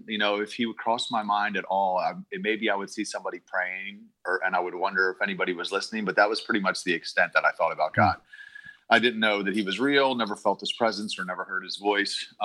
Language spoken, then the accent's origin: English; Baltimore, Maryland, United States; I was born and raised in Baltimore, Maryland